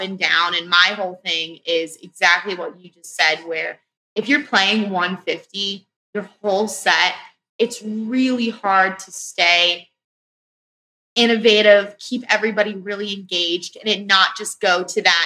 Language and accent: English; Florida, United States; I'm from Florida